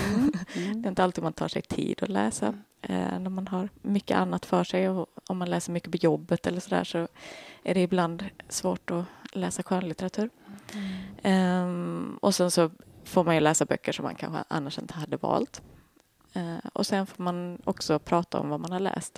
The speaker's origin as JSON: {"language": "Swedish", "region": "Skåne", "country": "Sweden", "said": "Jag är första generationens skåning. Båda mina föräldrar är uppifrån landet"}